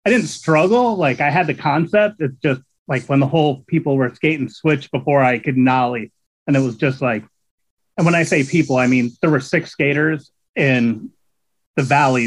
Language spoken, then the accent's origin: English; Catasauqua, Pennsylvania, United States; also born or lived in Allentown, Pennsylvania; I was born right outside of in Allentown, but I grew up in Catasauqua, which is a small town right there